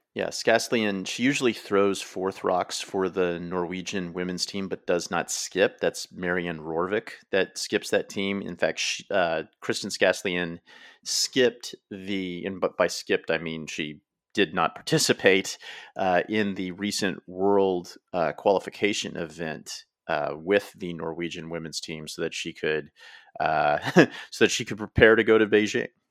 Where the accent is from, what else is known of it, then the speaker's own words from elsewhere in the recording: United States; I am an American